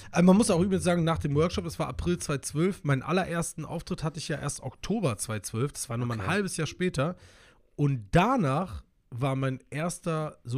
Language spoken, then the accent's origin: German; Solingen, North Rhine-Westphalia, Germany; Ich komme ja ursprünglich aus Solingen, bin dort geboren und dann irgendwann habe ich dort gelebt.